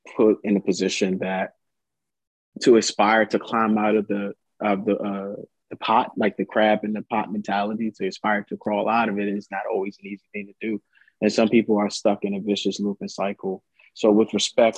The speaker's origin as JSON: {"language": "English", "town": "Washington", "region": "District of Columbia", "country": "United States", "tie": "born or raised there", "said": "I grew up in Washington, D.C., lived there most of my life as a youth in Southeast."}